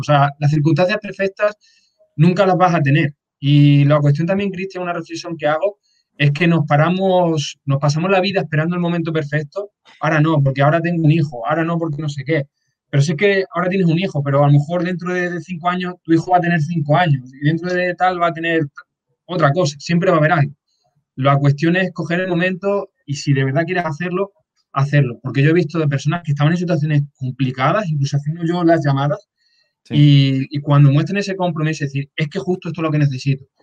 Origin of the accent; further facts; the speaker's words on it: Extremadura, Spain; moved away as an adult; also born or lived in Badajoz; now in Madrid, Spain; yo, por ejemplo, estoy viviendo ahora en Madrid, pero yo soy un pueblo de Extremadura